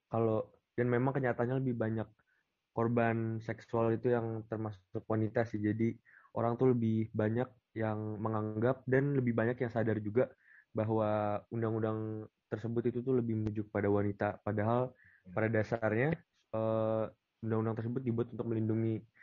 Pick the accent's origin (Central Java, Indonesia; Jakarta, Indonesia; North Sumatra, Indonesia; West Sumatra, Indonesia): Jakarta, Indonesia; dari Universitas Gajah Mada asal Jakarta.